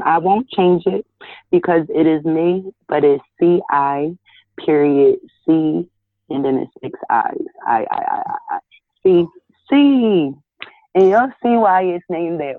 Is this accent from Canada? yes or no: no; Georgia, United States; now in Philadelphia, United States; I live in Philly, but I grew up down south in Georgia